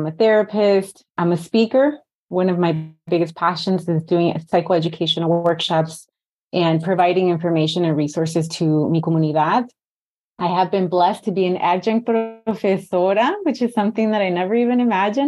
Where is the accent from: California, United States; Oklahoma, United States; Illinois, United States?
Illinois, United States; Chicago; also born or lived in Mexico; I was born here in Chicago, pero yo siempre digo que soy de aquí y soy de allá.